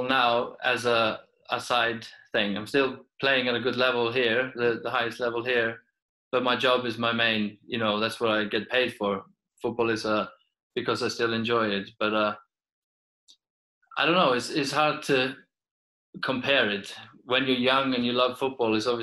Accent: Iceland; English is a second language; moved away as an adult; also born or lived in Peterborough / Sweden / Portugal; as a football player from Iceland

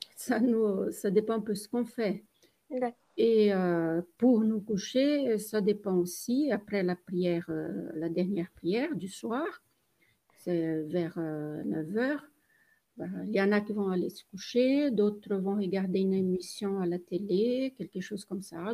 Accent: Brazil; moved away; je suis brésilienne.

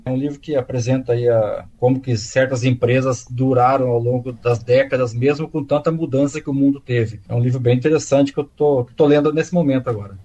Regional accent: Bauru, São Paulo, Brazil; moved away as an adult; now in Ribeirão Preto, Brazil; na cidade de Bauru, que é onde eu nasci

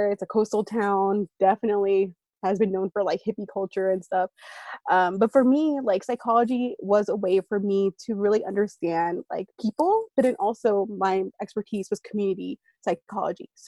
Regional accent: East Bay, San Francisco Bay Area, California, United States; moved away as an adult; also born or lived in Santa Cruz, United States / New York City, United States / Washington, D.C., United States; I'm originally from the San Francisco Bay Area. So throughout this interview, I might refer to the Bay Area. That's what I'm talking about. Um, so I'm from the East Bay. That's a section of it. So it's between um, Oakland and San Jose. So that's where I grew up.

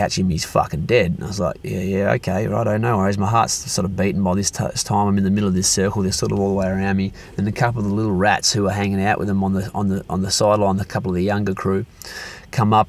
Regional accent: Perth, Western Australia, Australia; born or raised there

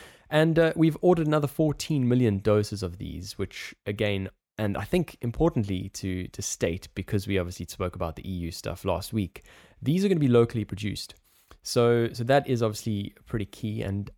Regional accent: South Africa; accent: South African; Yes, I know we both have South African accents, but I'm also, I'm South African, but I'm here.

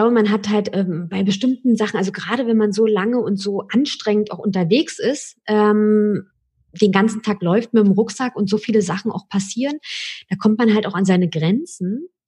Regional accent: Berlin, Germany; raus aus der großen Stadt Berlin ich bin Berlinerin und äh, war immer ein Fan von der, von der Hauptstadt

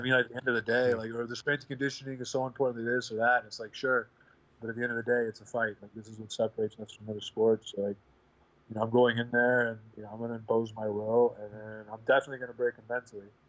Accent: Midwest, United States; I come from the Midwest, where like a lot of guys will just like take any fight

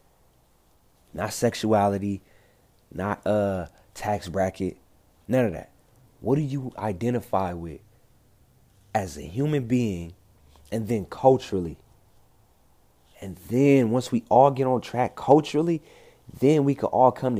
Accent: Compton, California, United States; I'm from Compton, bro. I'm from South Central Los Angeles

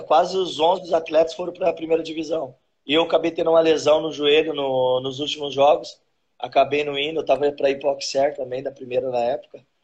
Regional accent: Osasco, São Paulo, Brazil; moved away as an adult; now in Rio Grande do Sul, Brazil; nasci Osasco, vivi a minha infância toda praticamente em Osasco ali.

